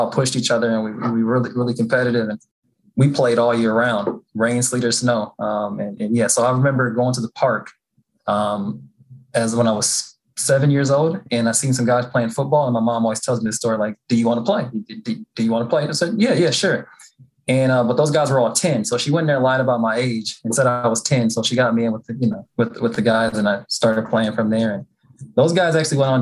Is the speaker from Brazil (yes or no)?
no; Minnesota, United States; moved away as an adult; also born or lived in Los Angeles; I had a good time growing up in Minnesota